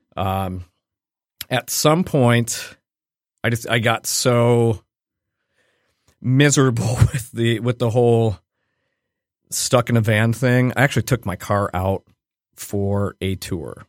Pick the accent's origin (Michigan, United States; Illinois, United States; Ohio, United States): Ohio, United States; Cleveland; I grew up in Cleveland where we're all from Cleveland.